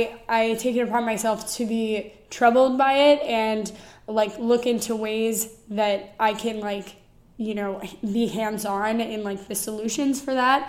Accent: Shaker Heights, Ohio, United States; moved away; Shaker Heights, which is where I grew up

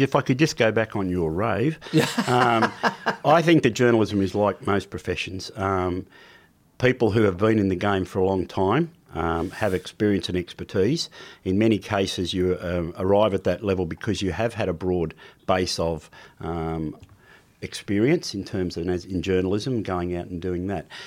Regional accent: Sydney, New South Wales, Australia; also born or lived in New Zealand; I was brought up mainly in Sydney in the Sutherland Shire.

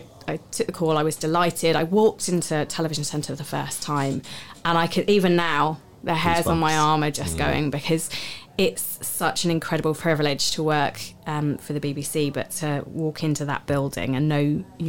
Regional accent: Southampton, South East England, United Kingdom; born there; It worked because I was born in Southampton.

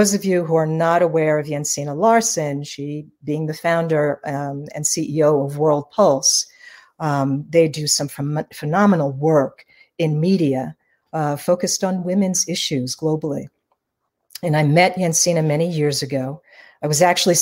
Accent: New York City, New York, United States; I was born and raised in New York City

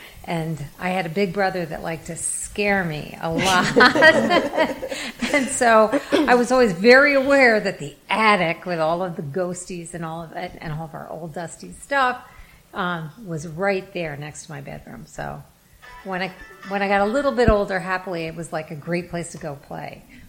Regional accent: Altamont, New York, United States; born or raised there

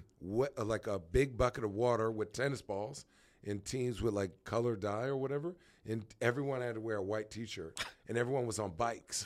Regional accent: Phoenix, Arizona, United States; also born or lived in White Plains, New York / Brooklyn, New York / New Hampshire / Chandler, Arizona; I was born in White Plains, New York, but I'm from Arizona

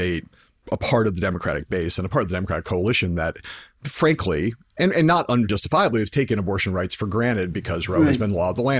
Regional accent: Los Angeles, California, United States; I'm an LA dude

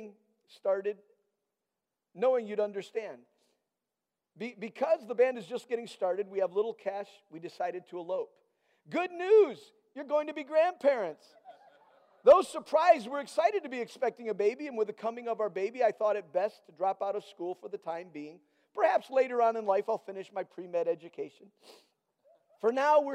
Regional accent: Nigeria; moved away; I had grown up in Nigeria, and I met Danette at college

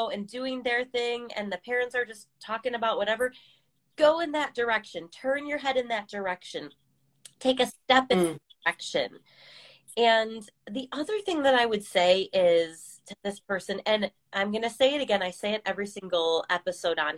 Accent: California, United States; now in Ohio, United States; so I moved from California, the West Coast, over to the East Coast in Ohio, which is more suburban, and it's like totally different life to have grass and to have a yard

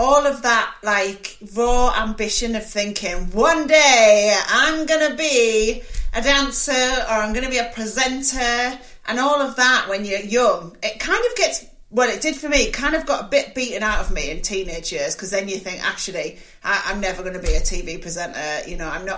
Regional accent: Middlesbrough, North East England, United Kingdom; I grew up in Middlesbrough

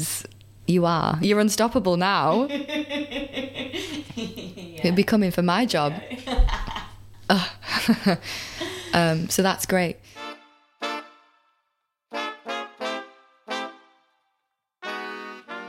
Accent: United Kingdom; I'm British

